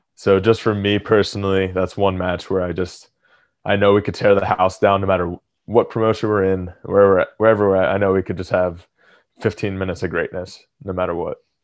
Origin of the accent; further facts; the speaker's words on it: Atlantic City, New Jersey, United States; moved away as an adult; also born or lived in Philadelphia area; now in near Philadelphia, United States; I grew up in Atlantic City, and right now I live right outside Philly